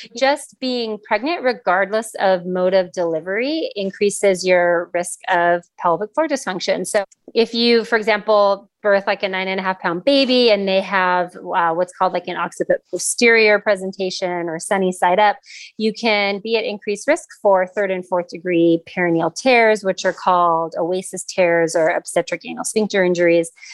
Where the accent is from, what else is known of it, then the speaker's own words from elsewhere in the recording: Los Angeles, California, United States; also born or lived in San Diego / North Carolina; I am actually born and raised in Los Angeles